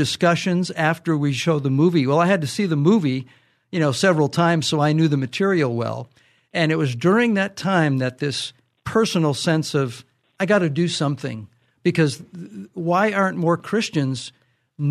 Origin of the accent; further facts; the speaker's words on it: Michigan, United States; now in North County, California, United States; I grew up back in Michigan, so I am a Midwesterner transplanted to California.